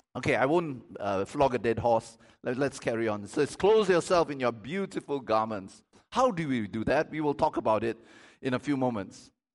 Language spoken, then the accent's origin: English; Malaysia; I'm Malaysian.